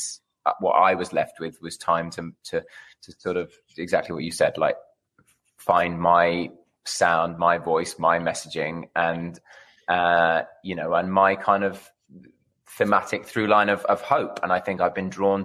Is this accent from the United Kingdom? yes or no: yes; United Kingdom; now in Los Angeles, United States; I'm a Brit in L.A.